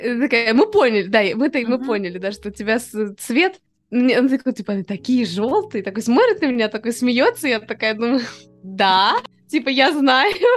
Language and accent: Russian; Moscow, Russia; мы из Москвы